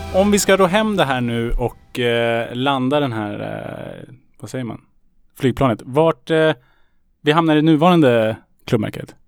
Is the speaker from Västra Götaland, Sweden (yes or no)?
no; Salem, Stockholm County, Sweden; När jag växte upp i Salem, då hade vi en lokal krog